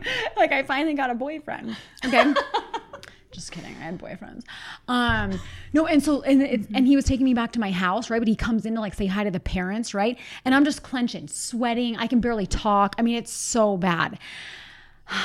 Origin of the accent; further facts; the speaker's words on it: Pittsburgh, Pennsylvania, United States; like from where I'm from Pittsburgh. And people say jag off.